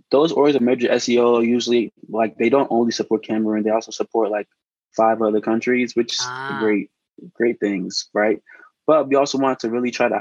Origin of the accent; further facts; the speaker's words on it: Maryland, United States; moved away as an adult; now in Chicago, United States; I moved to Chicago. I'm from Maryland.